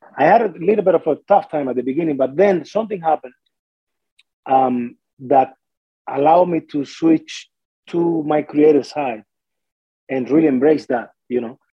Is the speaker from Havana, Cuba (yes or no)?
no; Artemisa, Cuba; moved away as an adult; now in Smithers, Canada; when I was growing up and stuff in Cuba